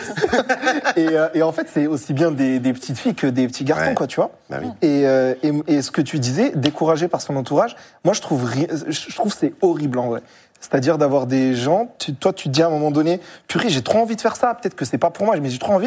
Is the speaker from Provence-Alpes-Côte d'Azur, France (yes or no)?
yes; Marseille, Provence-Alpes-Côte d'Azur, France; moi, j'ai grandi en cité, à Marseille